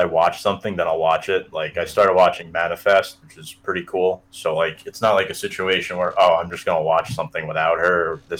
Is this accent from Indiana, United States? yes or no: no; New York City, New York, United States; I am from New York City, by the way. I live in Queens